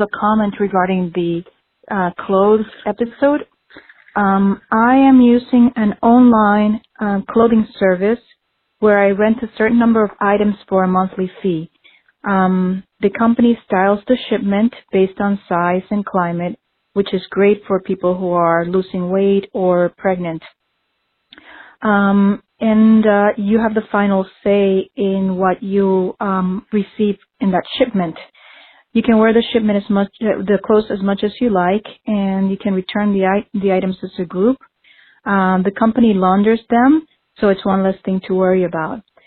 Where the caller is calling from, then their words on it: Stamford, Connecticut, United States; I'm calling from Stamford, Connecticut